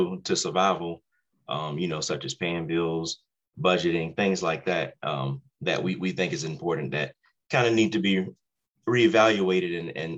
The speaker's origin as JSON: {"language": "English", "town": "Savannah", "region": "Georgia", "country": "United States", "tie": "born or raised there", "also_born_or_lived": "Raleigh, North Carolina", "moved": "as an adult", "lives_now": "Harrison County, West Virginia, United States", "said": "I was born and raised in Savannah, Georgia"}